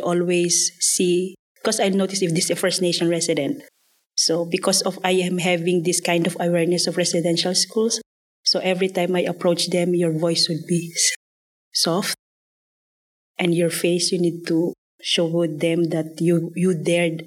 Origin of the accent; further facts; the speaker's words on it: Philippines; moved away as an adult; I'm originally from Philippines. I already live here for almost 10 years